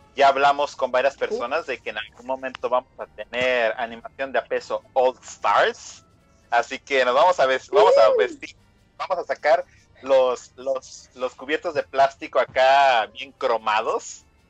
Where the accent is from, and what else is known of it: Mexico